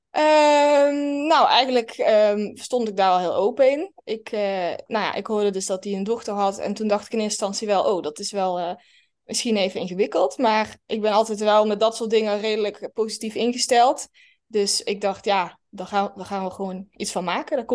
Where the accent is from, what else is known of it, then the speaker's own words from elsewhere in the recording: Limburg, Netherlands; accent: Limburgish; now in Breda, Netherlands; ik woon in Breda en ik kom eigenlijk uit Limburg. Maar dat horen jullie niet meer als het goed is aan mijn accent.